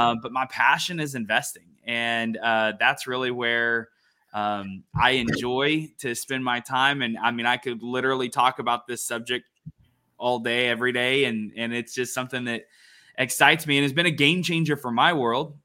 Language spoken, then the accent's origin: English; Ada, Oklahoma, United States; also born or lived in Norman, Oklahoma; born and raised in Oklahoma, born and raised in Ada, Oklahoma.